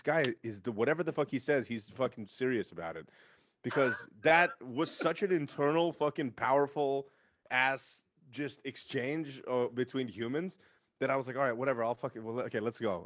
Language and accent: English; San Francisco, California, United States; Because I'm from San Francisco. I grew up in San Francisco